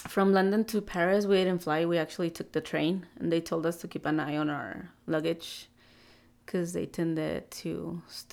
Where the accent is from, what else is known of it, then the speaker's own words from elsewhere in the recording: Mexico; I'm Mexican